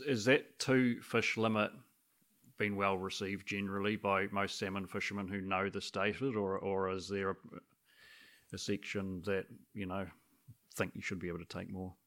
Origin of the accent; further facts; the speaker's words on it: Christchurch, Canterbury, New Zealand; I was brought up in Christchurch